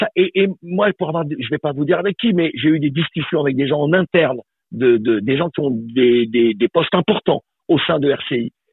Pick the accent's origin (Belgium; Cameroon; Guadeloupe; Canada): Guadeloupe; je suis guadeloupéen, je suis africain de la Caraïbe et de la Guadeloupe